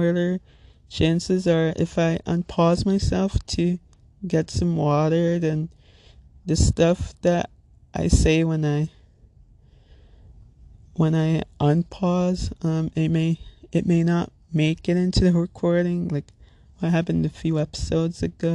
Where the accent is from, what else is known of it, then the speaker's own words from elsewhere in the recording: Little Ferry, New Jersey, United States; I'm from Little Ferry, New Jersey, which if you're not familiar with, it's in Bergen County, neighboring town between Hackensack and Teaneck